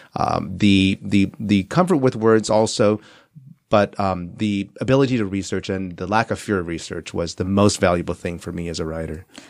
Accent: Southern California, United States; also born or lived in Taiwan; I spent my childhood here in California, Southern California, went back east for s, uh, boarding school and, and, uh, college, and came back for law school and never left

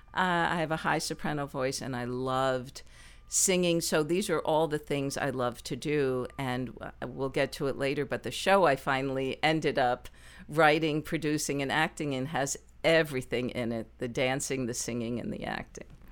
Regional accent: New Jersey, United States; moved away as an adult; also born or lived in Baltimore / New York; now in Los Angeles, United States; I was born and raised in New Jersey

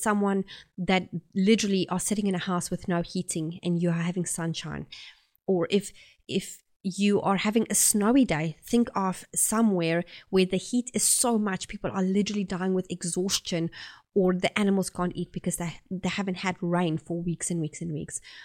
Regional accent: South Africa; accent: South African; moved away as an adult; now in Oxford, New Zealand; I'm originally from South Africa and I have been living here in New Zealand for about eight years

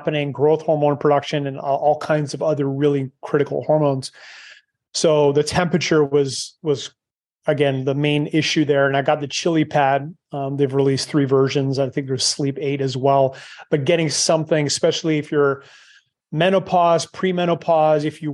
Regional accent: Canada; moved away; I'm Canadian, but obviously I left a long time ago

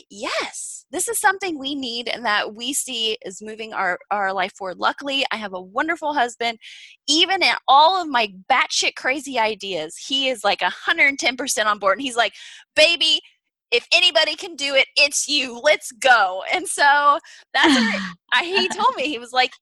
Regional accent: Indiana, United States; moved away as an adult; also born or lived in Kansas City; I grew up in Indiana in the Midwest

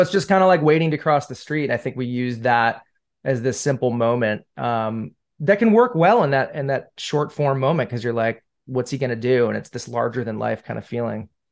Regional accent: Syracuse, New York, United States; moved away as an adult; now in Los Angeles, United States; I'm from Syracuse

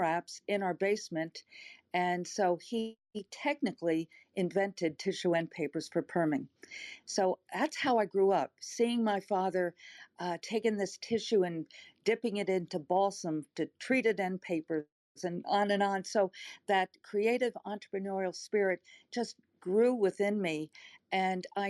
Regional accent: Long Island, New York, United States; now in Texas, United States; But I grew up on Long Island, not too far outside of the city.

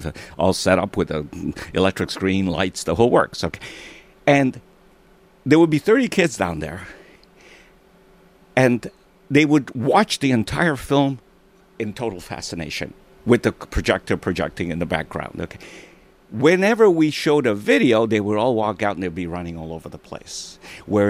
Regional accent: Italy; now in Montreal, Canada; I was born in Italy.

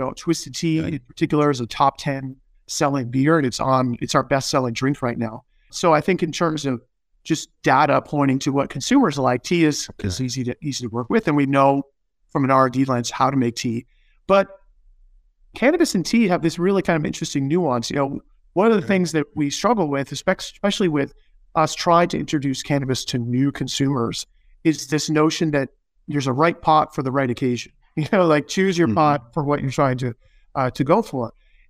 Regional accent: Arizona, United States; I grew up in Arizona

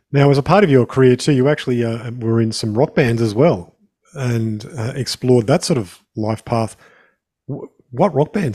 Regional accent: Australia; I'm from Australia

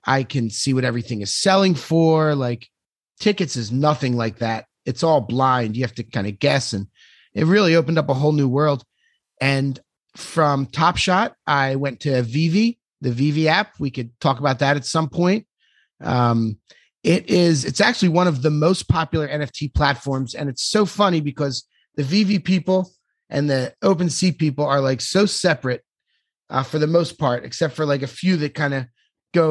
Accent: Philadelphia, Pennsylvania, United States; moved away as an adult; now in Miami, United States; I'm from Philadelphia

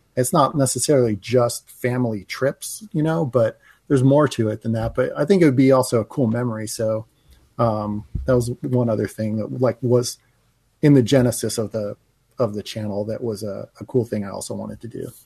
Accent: New Jersey, United States; moved away as an adult; now in Los Angeles, United States; when I was a teenager growing up in New Jersey

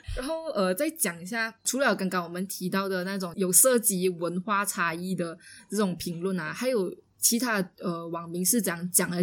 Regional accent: Malaysia; 因为我们是马来西亚人

